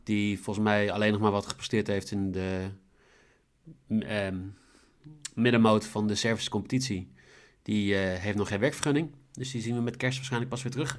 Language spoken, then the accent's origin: Dutch; Netherlands; Ik kan goed Engels, maar ik ben gewoon Nederlander.